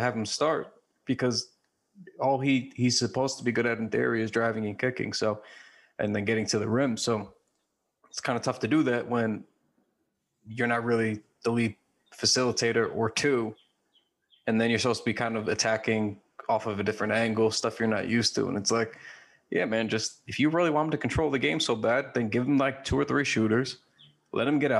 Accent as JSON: {"language": "English", "region": "New York", "country": "United States", "said": "We are from New York"}